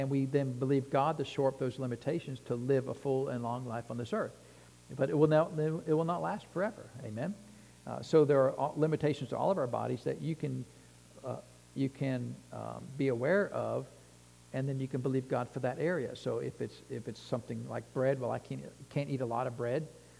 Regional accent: Texas, United States; If you're from Texas, you know, no offense intended, but I'm from Texas, you know.

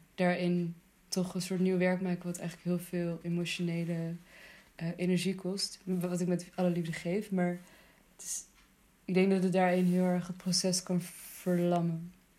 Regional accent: Netherlands; also born or lived in Afghanistan; in het plek waar ik ben opgegroeid

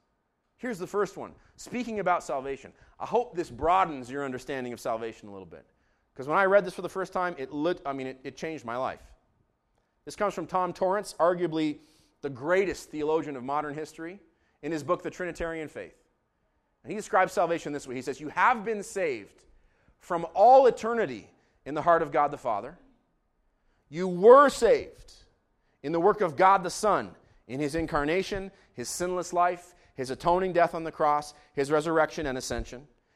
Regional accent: Israel; As a kid growing up in Israel, every time we came to this season in the church calendar, you'd have all these tour groups from North America

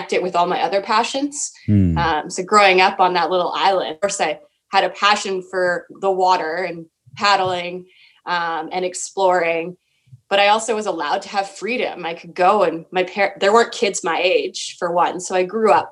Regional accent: Winnipeg, Manitoba, Canada; also born or lived in northwestern Ontario; I grew up in Winnipeg, Manitoba, essentially half the time in Winnipeg.

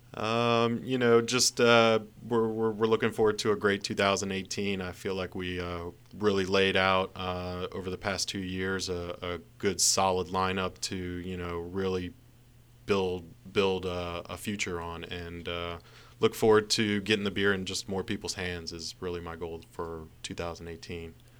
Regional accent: Montgomery County, Maryland, United States; I grew up in Montgomery County with cherry blossoms on my street

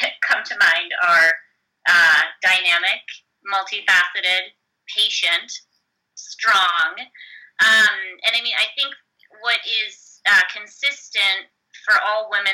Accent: Chicago, Illinois, United States; moved away as an adult; now in Seattle, United States; I grew up in Chicago and, you know, lived and worked in the Midwest for almost 8 years before moving out to Seattle

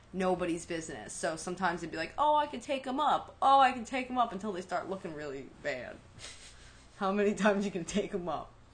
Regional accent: New York, United States; accent: New York; as a city kid, like as a New Yorker

